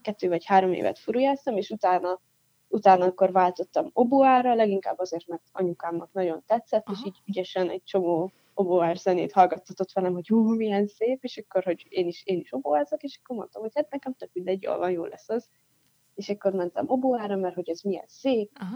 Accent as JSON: {"language": "Hungarian", "town": "Pécs", "region": "Baranya", "country": "Hungary", "tie": "born or raised there", "said": "Pécset nőttem fel"}